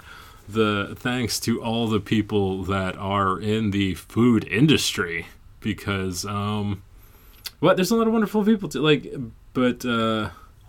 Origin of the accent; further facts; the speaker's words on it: Georgia, United States; moved away as an adult; also born or lived in Boston; I moved to Boston from Georgia in 1999. And I got there and everybody heard I was from Georgia